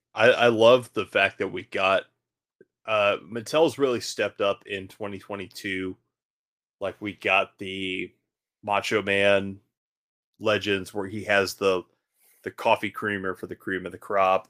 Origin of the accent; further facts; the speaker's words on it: Baton Rouge, Louisiana, United States; growing up in Baton Rouge